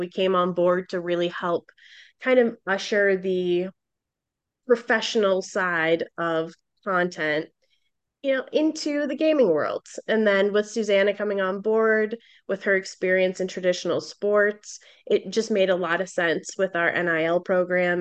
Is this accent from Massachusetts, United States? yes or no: yes; Boston, Massachusetts, United States; I'm from Boston